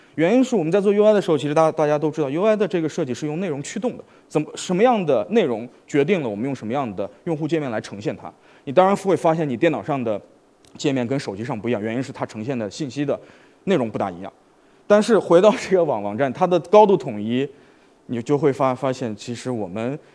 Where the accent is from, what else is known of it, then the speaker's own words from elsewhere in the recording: Xi'an, Shaanxi, China; moved away; also born or lived in Wuhan; 我的老家是西安， 所以我其实从小是在碑林，不能说长， 长大，但是跟碑林其实有一个特别近的关系